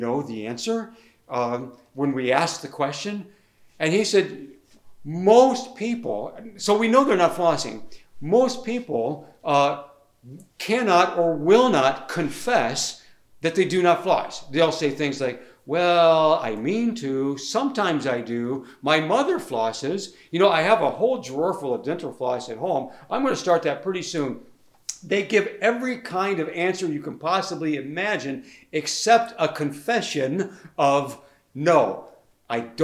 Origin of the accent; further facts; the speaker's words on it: United States; born or raised there; moved away as an adult